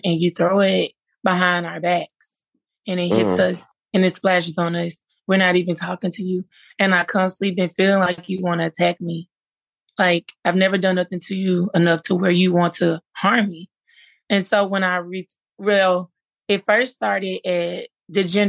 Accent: Memphis, Tennessee, United States; I'm from Memphis, Tennessee

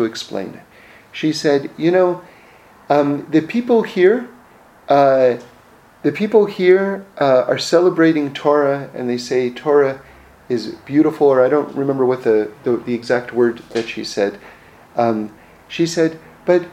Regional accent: New York City, New York, United States; I grew up in New York City, so I grew up right in Manhattan in the middle of the city

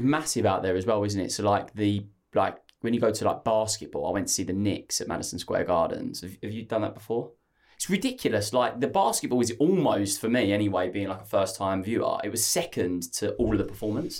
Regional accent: Essex, East of England, United Kingdom; I'm from Essex, so, uh, We just phonetically say everything.

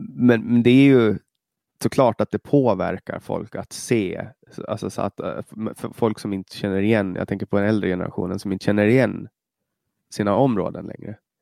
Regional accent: Åland Islands; moved away as an adult; now in Stockholm, Sweden; Jag kommer från Åland, jag pratar svenska

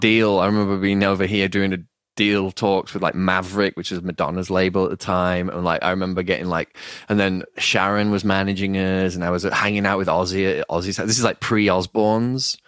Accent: Leeds, Yorkshire and the Humber, United Kingdom; I'm from Leeds in, like, a northern town in England

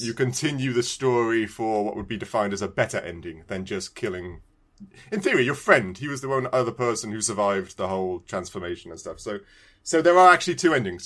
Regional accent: United Kingdom; moved away; I am British

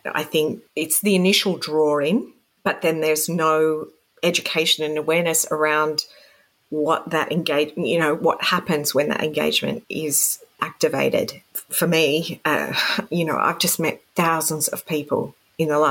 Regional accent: Sydney, New South Wales, Australia; now in Canberra, Australia; I was growing up in Sydney, which is the pokey capital of the world.

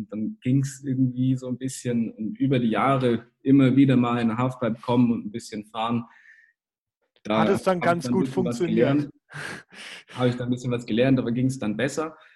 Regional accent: Kempten, Bavaria, Germany; also ich komme ja aus dem Allgäu, aus Kempten

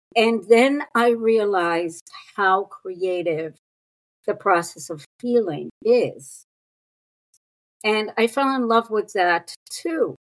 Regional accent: Israel; moved away as an adult; also born or lived in New York City; I was born and raised in Israel

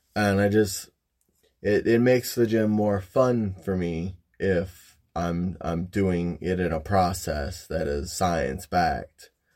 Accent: Michigan, United States; moved away as an adult; now in Ohio, United States; I live in Ohio, originally from Michigan. moved all around the state of Michigan

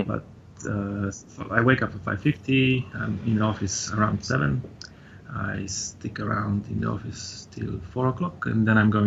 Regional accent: Poland; English is a second language; moved away as an adult; now in Brisbane, Australia; it's a Polish name, so I have to apologize for my accent

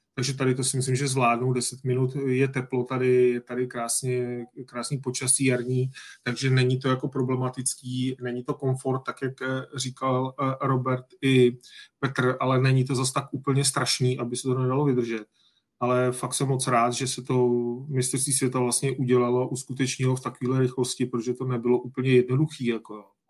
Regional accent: Czechia; jsme Češi

